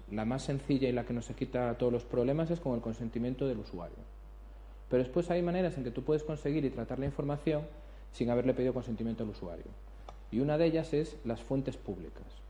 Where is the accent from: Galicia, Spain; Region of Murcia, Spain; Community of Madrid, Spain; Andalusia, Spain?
Galicia, Spain; como buen abogado gallego